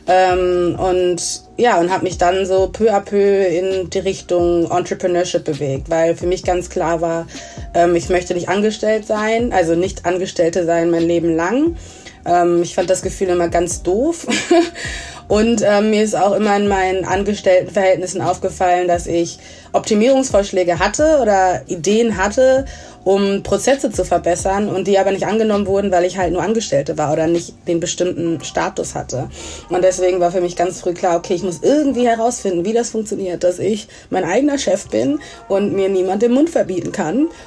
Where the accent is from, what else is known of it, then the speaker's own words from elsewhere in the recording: Essen, North Rhine-Westphalia, Germany; ich bin in Essen aufgewachsen, komme aus Ghana, und genau